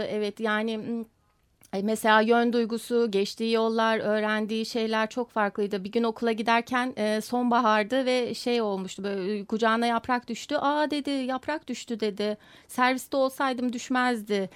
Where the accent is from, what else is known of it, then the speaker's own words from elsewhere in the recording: Bremen, Germany; moved away; also born or lived in Komotini, Western Thrace, Greece; Almanya Bremen'de doğmuş olmam